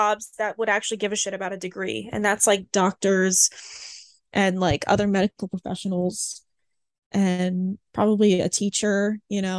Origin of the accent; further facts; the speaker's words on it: Canada; American school system because I'm Canadian.